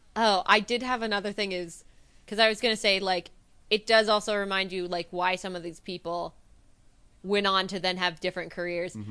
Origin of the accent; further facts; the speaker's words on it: Anaheim, California, United States; I am from Anaheim area